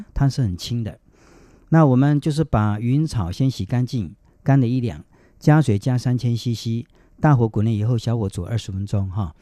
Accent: Taiwan; 我们台湾话

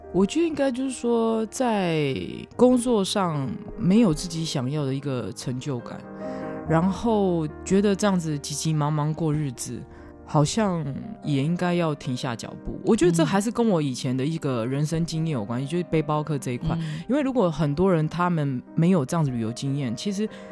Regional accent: Taiwan; 像我们台湾人

